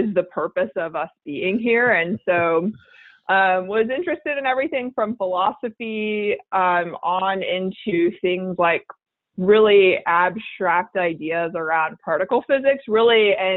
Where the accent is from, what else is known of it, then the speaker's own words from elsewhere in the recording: Houston, Texas, United States; born and raised in Houston, Texas